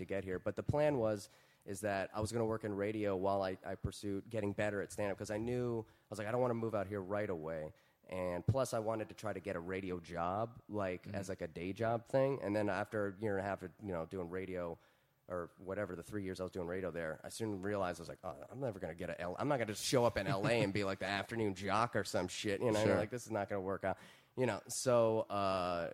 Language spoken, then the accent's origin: English; Virginia, United States; moved away as an adult; now in Los Angeles, United States; I grew up in Virginia